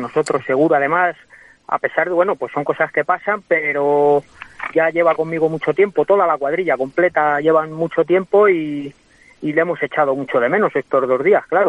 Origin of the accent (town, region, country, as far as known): Guadalajara, Castilla-La Mancha, Spain; now in Madrid, Spain